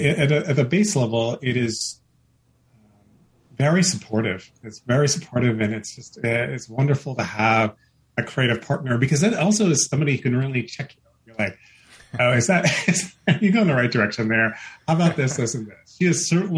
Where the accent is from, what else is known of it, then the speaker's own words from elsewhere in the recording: United States; I was born and brought up in America. So I am American by birth, Indian by ethnic heritage